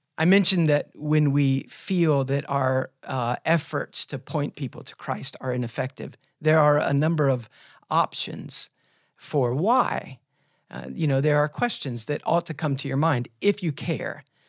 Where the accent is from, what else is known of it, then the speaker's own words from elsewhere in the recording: United States; us as American evangelicals